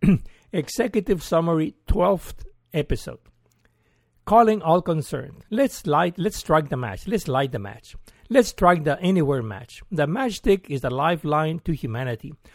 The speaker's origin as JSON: {"language": "English", "country": "Mexico", "also_born_or_lived": "Mexico City / London", "moved": "as an adult", "lives_now": "Austin, United States", "said": "I'm from Mexico and came over in twenty oh two"}